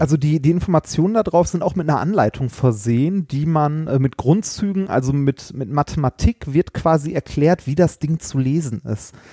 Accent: Essen, North Rhine-Westphalia, Germany; bin ich in Altendorf groß geworden

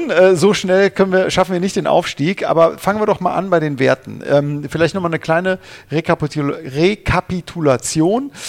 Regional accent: Cologne, North Rhine-Westphalia, Germany; Äh, ja, als Kölner der Klassenerhalt

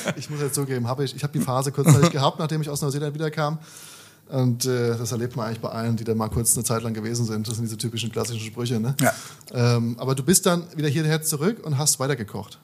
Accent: Darmstadt, Hesse, Germany; moved away as an adult; now in Berlin, Germany; Ich sitze heute hier in meiner Heimatstadt in, äh, in Darmstadt

